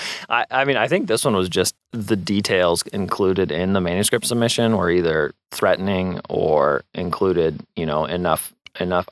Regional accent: Moscow, Idaho, United States; Yeah, I was born and raised in Moscow

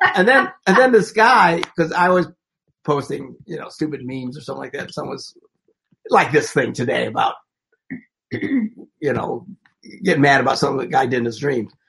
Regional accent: Wisconsin, United States; Where I grew up in Wisconsin

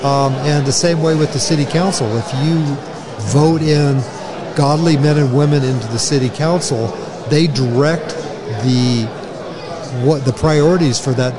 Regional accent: Sacramento, California, United States; moved away as an adult; also born or lived in San Francisco Bay Area, California; now in Bonner County, Idaho, United States; I'm originally from the San Francisco Bay Area. I grew up in the Sacramento area, and then I moved back to the Bay Area to be a police officer.

